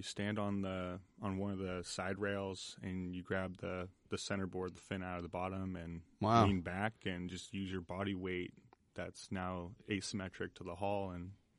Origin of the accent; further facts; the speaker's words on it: Orinda, California, United States; I grew up in the East Bay, in Orinda.